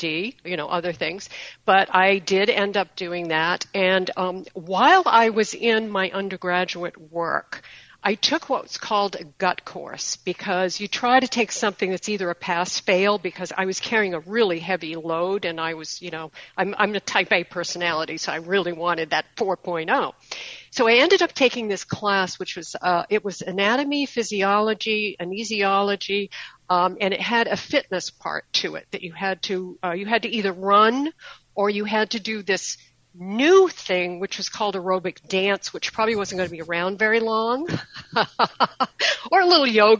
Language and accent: English; Maine, United States; now in Sarasota, United States; I'm actually originally from Maine